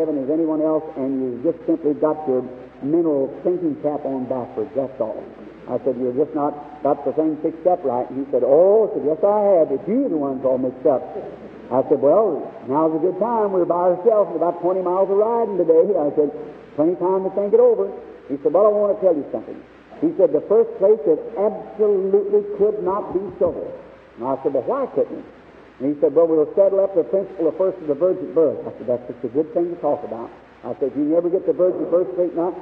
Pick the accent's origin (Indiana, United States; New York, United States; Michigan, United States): Indiana, United States